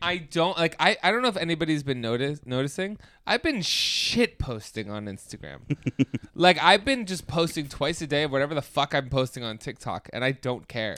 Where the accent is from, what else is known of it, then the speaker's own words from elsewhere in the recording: United States; as an American